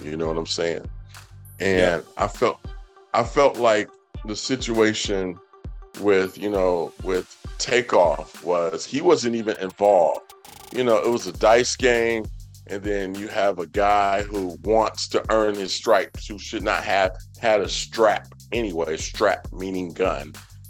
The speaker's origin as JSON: {"language": "English", "town": "Atlanta", "region": "Georgia", "country": "United States", "said": "I'm from East Atlanta, and I did live in North Atlanta briefly when I graduated from college."}